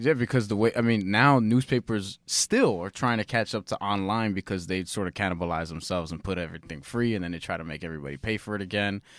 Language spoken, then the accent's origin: English; New York, United States; born or raised there